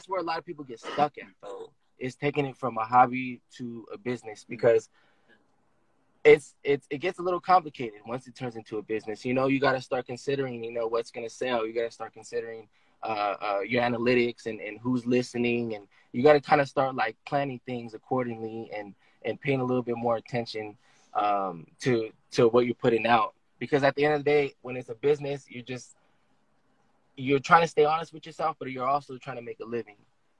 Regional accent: Oceanside, California, United States; I'm born and raised in Oceanside. I grew up in Oceanside in a section called Fireside, in Oceanside. Oceanside is very diverse. It's a developing city

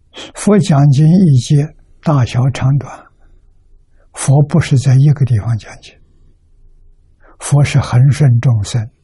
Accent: China; 我们中国人的算法是三千多年，

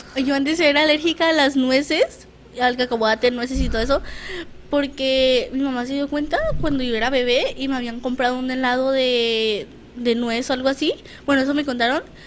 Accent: Tijuana, Baja California, Mexico; yo toda mi vida he estado aquí en Tijuana

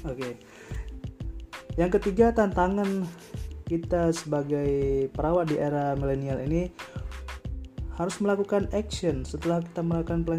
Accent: Sigli, Aceh, Indonesia; now in Malang, Indonesia; asal dari Sigli

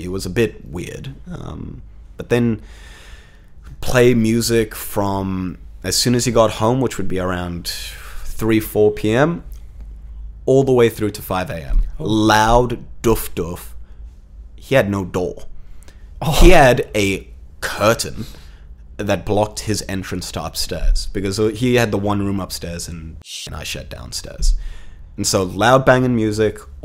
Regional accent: South Africa; moved away; since I immigrated from South Africa, I think in total I've lived in almost 11 different properties in under 7 years

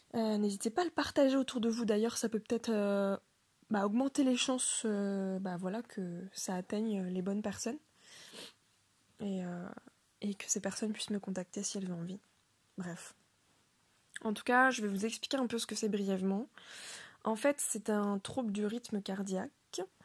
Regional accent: Le Mans, Pays de la Loire, France; moved away as an adult; now in Rennes, France; je viens du Mans, donc la ville du Mans

